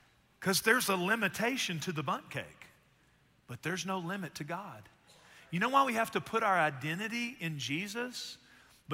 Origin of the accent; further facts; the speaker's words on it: Texas, United States; We're from Texas